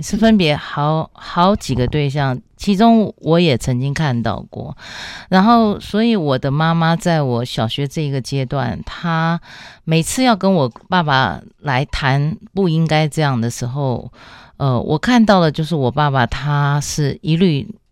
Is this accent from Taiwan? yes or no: yes; Taipei, Taiwan; 我在台北是长大，然后我的父母都有工作